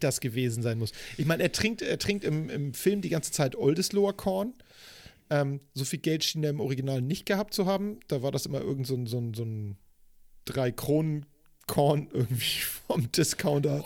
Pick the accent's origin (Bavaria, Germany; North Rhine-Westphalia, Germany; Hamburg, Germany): Hamburg, Germany; Ich bin ja in Eppendorf groß geworden